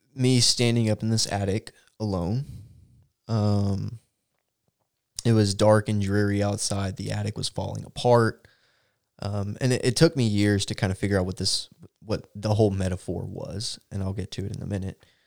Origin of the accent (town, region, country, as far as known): Texas, United States